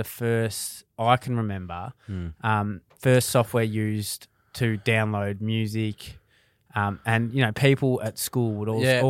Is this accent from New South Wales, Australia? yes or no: no; Ballarat, Victoria, Australia; moved away; we're from Ballarat originally.